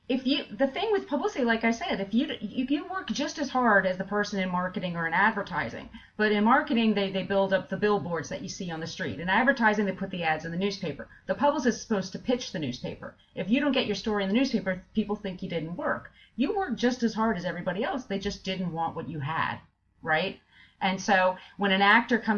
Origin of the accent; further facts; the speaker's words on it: East Coast, United States; also born or lived in Bay Area, California; now in New York, United States; I'm originally from the East Coast